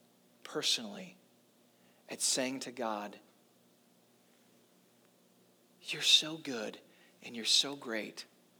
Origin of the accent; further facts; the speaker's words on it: St. Louis, Missouri, United States; also born or lived in Nashville / Orlando; I grew up in church in St. Louis and then Nashville and then Orlando, and now here.